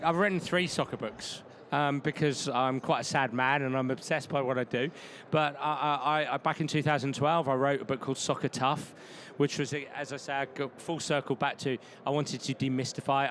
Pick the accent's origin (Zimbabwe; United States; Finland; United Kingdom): United Kingdom; England; moved away; I'm English and we have different rules over there